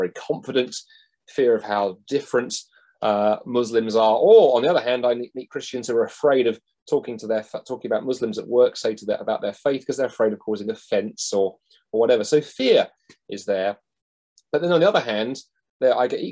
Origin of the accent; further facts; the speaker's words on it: London, United Kingdom; I grew up in London, in South London, and even back there in the 1980s, that was a very, very multicultural